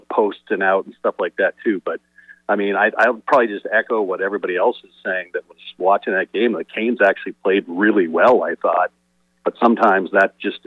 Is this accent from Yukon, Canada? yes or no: no; Toronto, Ontario, Canada; growing up in Toronto